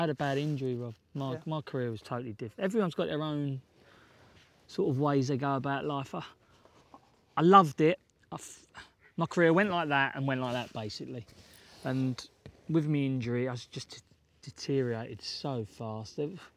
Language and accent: English; London, United Kingdom; I was brought up in the East End of London and South East London